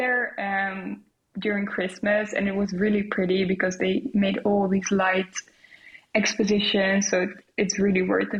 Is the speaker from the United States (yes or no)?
no; Netherlands; moved away; I'm from the Netherlands